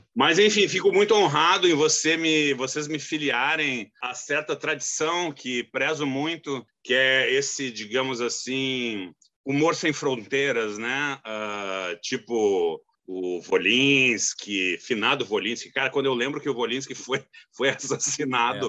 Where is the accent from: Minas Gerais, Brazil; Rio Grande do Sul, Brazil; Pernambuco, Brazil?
Rio Grande do Sul, Brazil; moved away as an adult; now in Rio de Janeiro, Brazil; eu sou gaúcho, mas eu moro no Rio